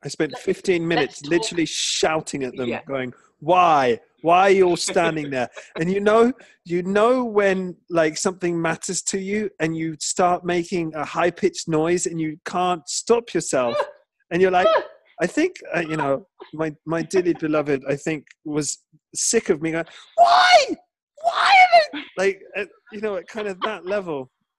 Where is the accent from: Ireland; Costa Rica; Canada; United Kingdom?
United Kingdom; Because we're British.